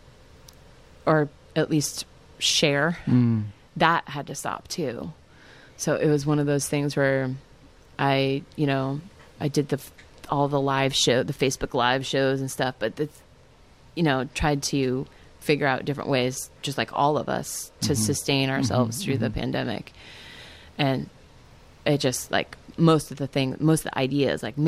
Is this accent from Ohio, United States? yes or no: no; Tracy, California, United States; also born or lived in Sunnyvale, California / San Jose, California; born in Sunnyvale, San Jose, and then moved to Tracy, California, which I spent a lot of my growing up years in the boonies